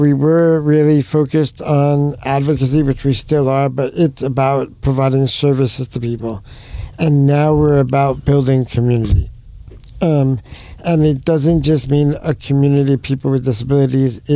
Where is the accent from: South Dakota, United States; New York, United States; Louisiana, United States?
New York, United States; moved away; I'm from New York